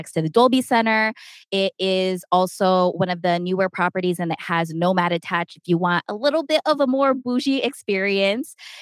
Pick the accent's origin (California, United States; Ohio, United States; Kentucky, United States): California, United States; San Diego; moved away as an adult; now in Las Vegas, United States; we're from San Diego, we live right next to the border